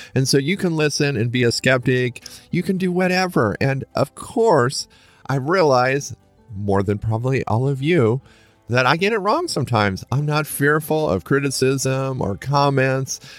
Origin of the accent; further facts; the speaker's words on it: Lincoln, Nebraska, United States; I grew up in Lincoln, Nebraska